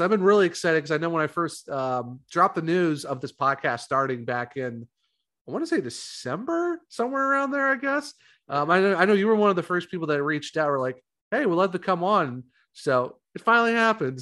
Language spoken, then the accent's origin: English; Ravenna, Ohio, United States; we're both from Ohio. I'm from Ravenna